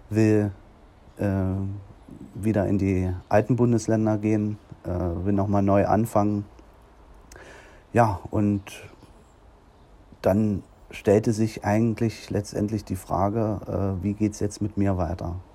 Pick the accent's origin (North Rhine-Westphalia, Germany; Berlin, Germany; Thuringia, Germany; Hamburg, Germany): Thuringia, Germany; Nordhausen; Ja, und dann habe ich dann hier in meiner Heimatstadt in Nordhausen die Möglichkeit bekommen